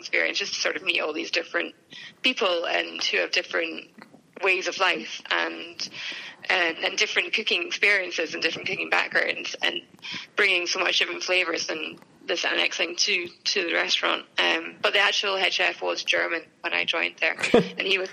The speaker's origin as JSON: {"language": "English", "town": "Edinburgh", "region": "Scotland", "country": "United Kingdom", "also_born_or_lived": "Dubai", "said": "I'm from Edinburgh"}